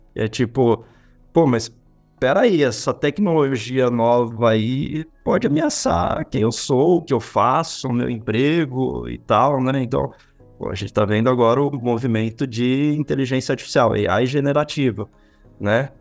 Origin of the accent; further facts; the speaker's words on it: São Paulo, Brazil; also born or lived in Rio de Janeiro; fiquei 13 anos lá no Rio, sou daqui de São Paulo mesmo